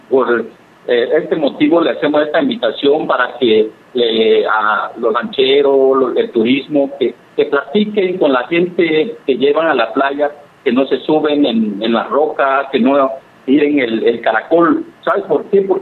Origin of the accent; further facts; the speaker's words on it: Oaxaca, Mexico; como lo, lo hacemos nosotros los mixtecos, por eso nos debemos de sentir orgullosos como oaxaqueños como mexicanos.